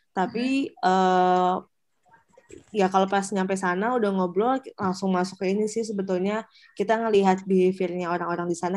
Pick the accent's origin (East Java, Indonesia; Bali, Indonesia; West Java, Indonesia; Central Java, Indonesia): West Java, Indonesia; Sukabumi; Jadi uh, kebetulan aku orang Sunda dan di Sukabumi, jadi lebih gampang deket gitu loh